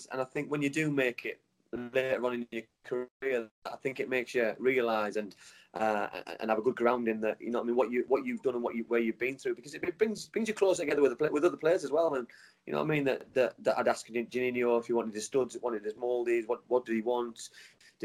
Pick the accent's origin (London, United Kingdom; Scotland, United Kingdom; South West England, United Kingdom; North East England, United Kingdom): North East England, United Kingdom; Middlesbrough; a Middlesbrough lad